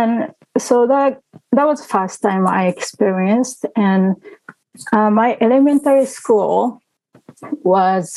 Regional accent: Tokyo, Japan; also born or lived in Woodbridge, Virginia; now in Virginia, United States; I was born and raised in Tokyo, Japan.

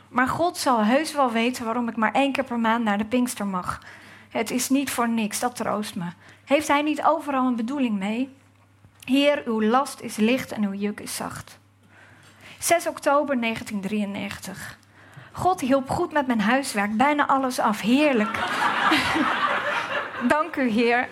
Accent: Gouda, South Holland, Netherlands; ik uit Gouda kom.

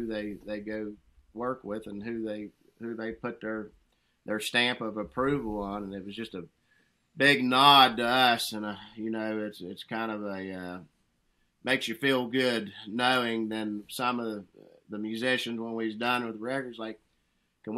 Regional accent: West Virginia, United States; growing up in these hills and hollers up here

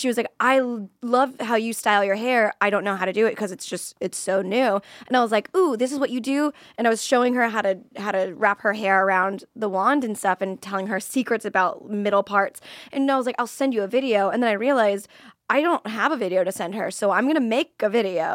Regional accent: Florida, United States; I'm from Florida

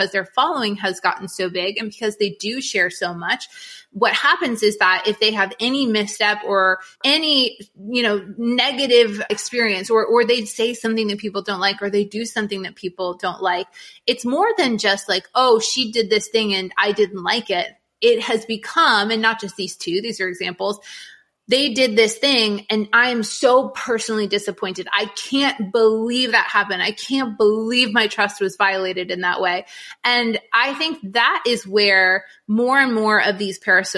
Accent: New England, United States; moved away; I grew up in New England

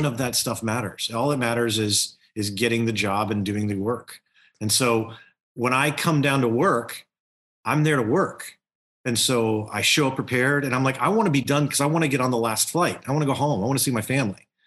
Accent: Louisiana, United States; Growing up in Louisiana

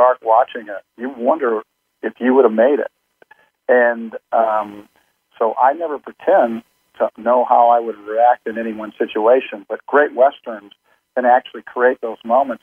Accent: Compton, California, United States; I was born in Compton

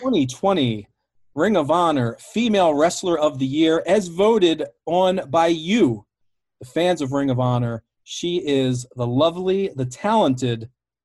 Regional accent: United States; I'm with you as an American.

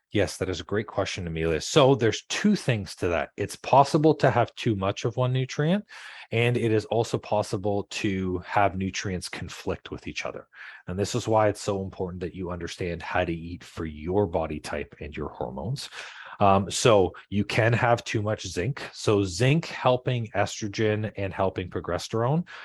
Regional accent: Canada; I'm from Canada

